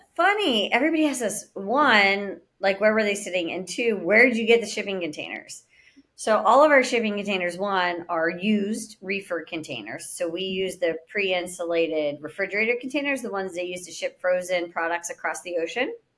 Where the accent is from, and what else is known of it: Pittsburgh, Pennsylvania, United States; born or raised there; now in Florida, United States